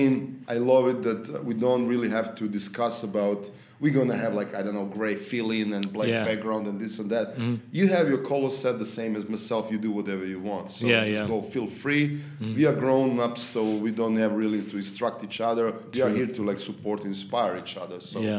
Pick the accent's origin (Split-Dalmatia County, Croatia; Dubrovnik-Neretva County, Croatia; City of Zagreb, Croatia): City of Zagreb, Croatia; Zagreb; Yeah. Born and raised, yes.